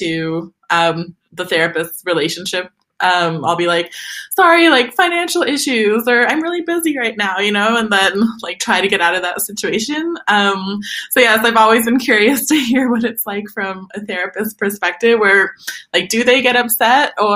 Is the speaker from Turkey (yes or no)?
yes; Turkey; now in Sweden; when I was growing up in Turkey